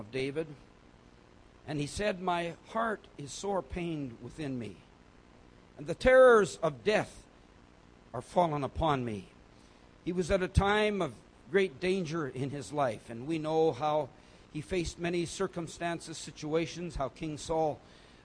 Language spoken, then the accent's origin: English; South India, India; I was born and raised in South India, approximately 2,000 meters high